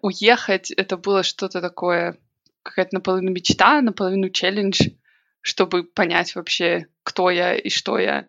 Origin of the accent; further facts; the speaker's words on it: Minsk, Belarus; moved away as an adult; now in Manchester, United Kingdom; я родилась, выросла, училась в Минске